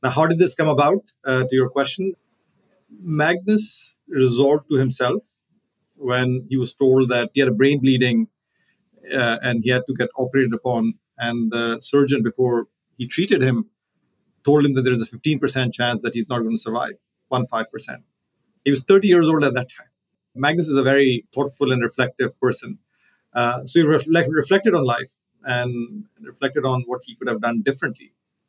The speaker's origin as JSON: {"language": "English", "country": "Pakistan", "said": "you know, I'm from Pakistan, so I consider myself to be from the region."}